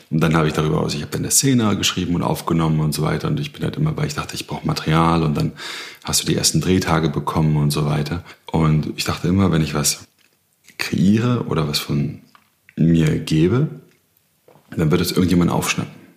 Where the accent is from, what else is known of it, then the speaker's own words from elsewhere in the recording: Berlin, Germany; ich komme aus Berlin, Südnerköln als Sohn von Beamten